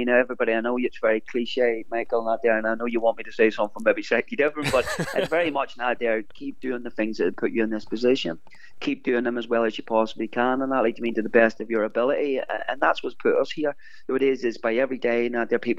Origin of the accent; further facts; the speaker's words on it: Larne, Northern Ireland, United Kingdom; here in my hometown